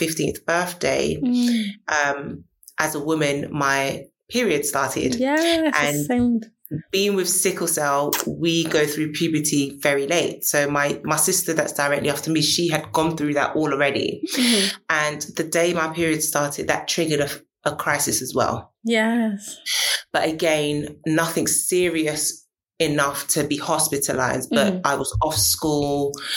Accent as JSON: {"language": "English", "region": "London", "country": "United Kingdom", "tie": "born or raised there", "said": "I am a British-born Ghanaian. So my parents are Ghanaian and I'm from South London."}